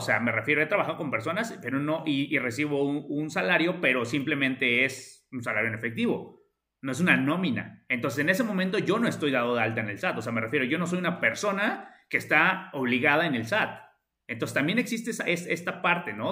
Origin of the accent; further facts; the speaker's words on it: Mexico; como buenos mexicanos, a todo le encontramos